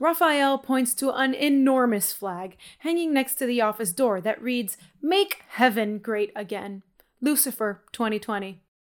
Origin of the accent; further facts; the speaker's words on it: Miami, Florida, United States; I grew up in Miami in, you know, in low-income areas